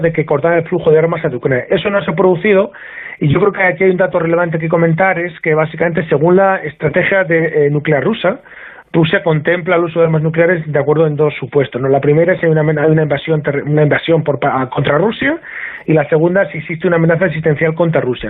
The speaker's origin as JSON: {"language": "Spanish", "country": "Spain", "said": "somos españoles"}